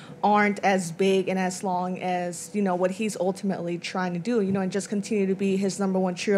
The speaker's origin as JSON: {"language": "English", "region": "Texas", "country": "United States", "said": "from Texas."}